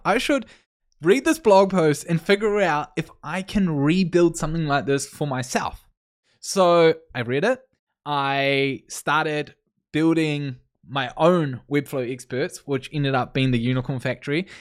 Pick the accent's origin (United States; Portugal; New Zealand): New Zealand; moved away as an adult; now in Canada; I'm originally from New Zealand, but I moved to Canada a little bit over a year ago.